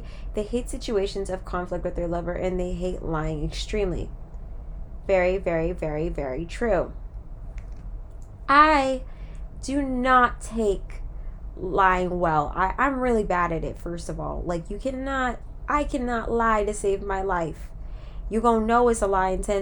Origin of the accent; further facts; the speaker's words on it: California, United States; moved away; also born or lived in Florida; I'm really from California